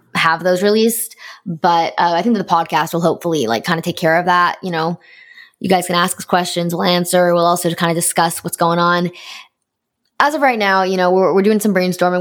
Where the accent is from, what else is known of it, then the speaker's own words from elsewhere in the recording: Canada; am being Canadian